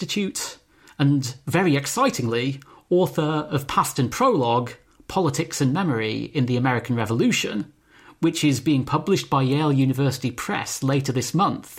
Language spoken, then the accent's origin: English; United Kingdom; growing up in Britain